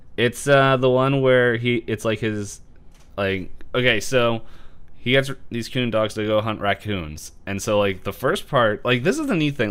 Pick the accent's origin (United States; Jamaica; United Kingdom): United States; Philadelphia, Pennsylvania; we're from Philly.